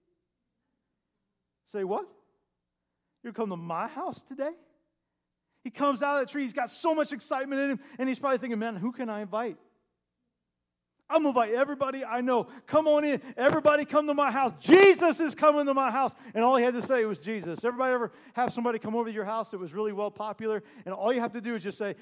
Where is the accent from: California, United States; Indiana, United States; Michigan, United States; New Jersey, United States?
Indiana, United States; Terre Haute; moved away; Back in Indiana, we have sycamore trees